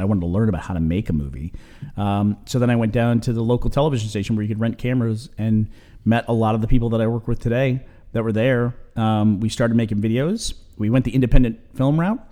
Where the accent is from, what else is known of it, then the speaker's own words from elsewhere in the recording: Texas, United States; also born or lived in New York; I moved from New York down to Texas